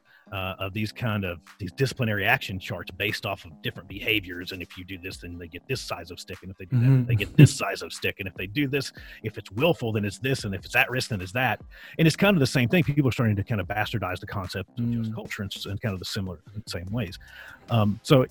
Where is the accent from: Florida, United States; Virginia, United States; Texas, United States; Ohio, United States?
Virginia, United States; I grew up in Virginia